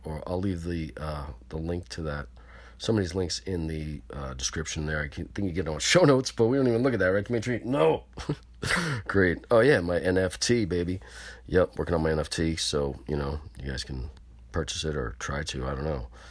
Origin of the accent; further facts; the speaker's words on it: Pearl River, New York, United States; New York, New City, and Pearly River. Yo, what's up, my hometown